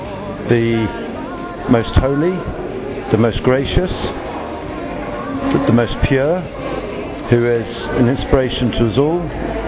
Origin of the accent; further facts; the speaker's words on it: England, United Kingdom; I'm British, from England